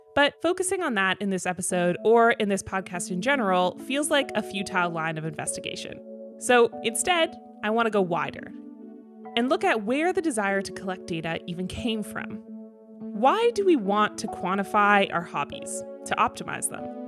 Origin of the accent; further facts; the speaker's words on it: Toronto, Ontario, Canada; my hometown crew of Parkdale Road Runners hosted one in Toronto